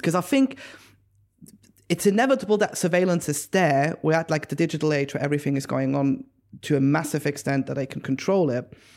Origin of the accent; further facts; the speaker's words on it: Switzerland; moved away; I am originally from Switzerland, and in the German-speaking area of Europe